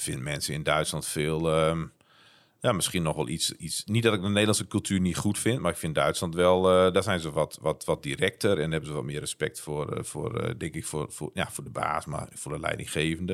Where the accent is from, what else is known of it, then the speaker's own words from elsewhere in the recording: northern Netherlands, Netherlands; Ik ben een Noorderling